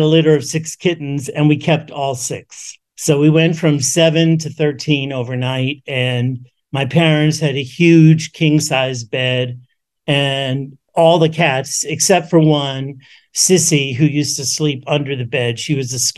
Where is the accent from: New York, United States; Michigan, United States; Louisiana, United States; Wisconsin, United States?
New York, United States; New York City; I grew up in the Bronx in New York City